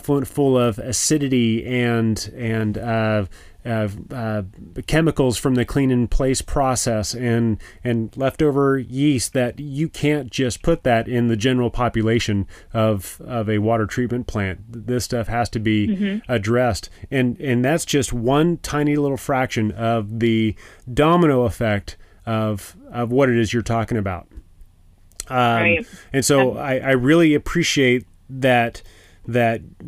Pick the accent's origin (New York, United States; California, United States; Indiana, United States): California, United States; moved away; I grew up in California.